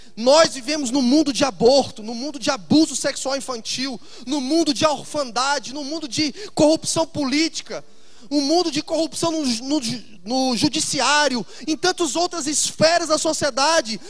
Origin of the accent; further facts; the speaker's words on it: Fortaleza, Ceará, Brazil; also born or lived in Itajaí; no meu estado, na minha cidade, Fortaleza, de onde eu sou